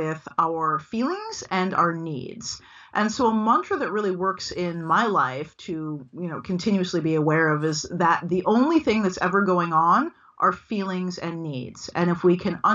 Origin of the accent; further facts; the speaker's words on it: United States; I am an American, and I'm from African American descent